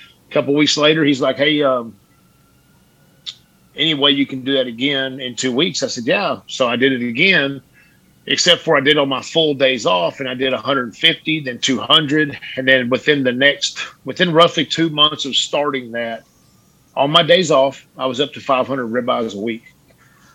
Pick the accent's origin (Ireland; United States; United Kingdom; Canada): United States; Midland, Texas; I'm from a West Texas town, Midland, Texas